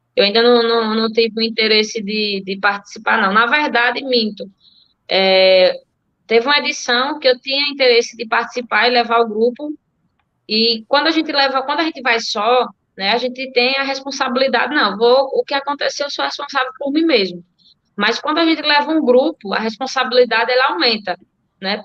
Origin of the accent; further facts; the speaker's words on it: Delmiro Gouveia, Alagoas, Brazil; eu sou delmirense, nasci em Delmiro, moro há 28 anos aqui em Delmiro.